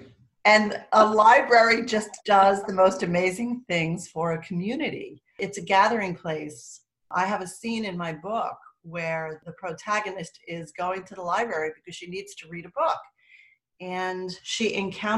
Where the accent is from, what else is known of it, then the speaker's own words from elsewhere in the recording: Bloomfield, New Jersey, United States; also born or lived in Montclair, New Jersey; I grew up in Bloomfield, which was right next door, and commuted through Montclair